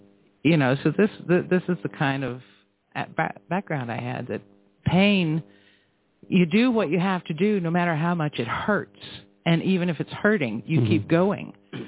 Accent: Florida, United States; I grew up in Florida when it was a paradise, and I had a lot of freedom

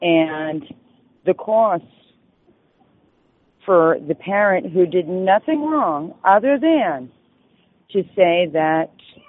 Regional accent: Rhode Island, United States; So I'm more or less familiar with both, and I'm from Rhode Island, so I'm very familiar with the system there, ironically.

